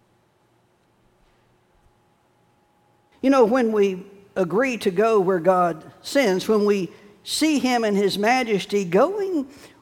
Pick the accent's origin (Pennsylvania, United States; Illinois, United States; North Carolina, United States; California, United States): North Carolina, United States; Chapel Hill; now in Wilmington, United States; I was growing up in Chapel Hill